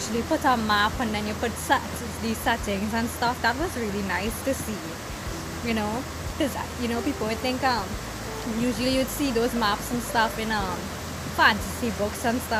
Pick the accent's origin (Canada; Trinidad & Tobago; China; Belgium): Trinidad & Tobago; well, I'm a Trinidadian, I don't know, and there's not much information that I know about Jamaica. All I know is in terms of Jamaica, maybe some parts of Caribbean history, and that the patois is very different from our local dialect here in Trinidad and Tobago.